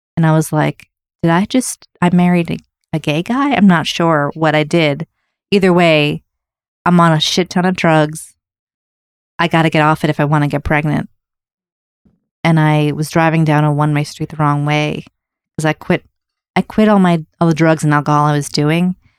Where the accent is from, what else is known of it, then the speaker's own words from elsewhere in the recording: Wayland, Massachusetts, United States; also born or lived in Newton, Massachusetts / Seattle, Washington; I was born in Newton, and then we moved to, to, um, Seattle. And we moved to this town called Wayland